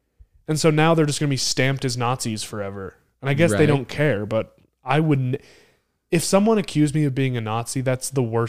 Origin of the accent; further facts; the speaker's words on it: Idaho, United States; It did become national news, but it was bigger for me because it was in my home state.